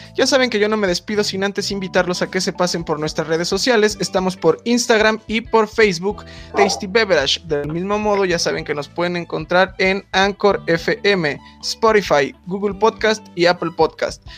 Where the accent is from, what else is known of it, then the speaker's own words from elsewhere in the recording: Acámbaro, Guanajuato, Mexico; also born or lived in Toluca; yo también llegué de Acambar, güey, con mis bolsas de pan y así, todo pueblerino